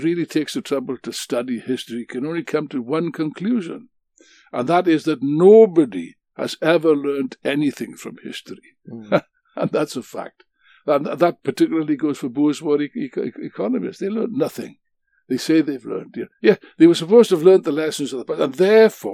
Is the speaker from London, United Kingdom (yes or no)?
no; Wales, United Kingdom; being a Welshman like myself.